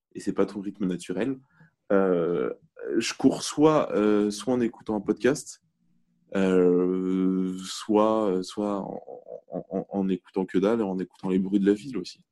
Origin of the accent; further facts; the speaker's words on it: Argenteuil, Île-de-France, France; je viens d'Argenteuil à la base. Et euh, donc, donc plutôt, plutôt ville populaire, de banlieue parisienne